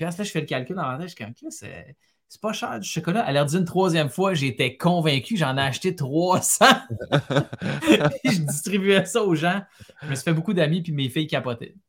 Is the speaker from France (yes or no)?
no; Montreal, Quebec, Canada; Je suis né, j'ai grandi à Montréal. C'est une ville que, j'ai quittée, mais que, j'adore à cause des souvenirs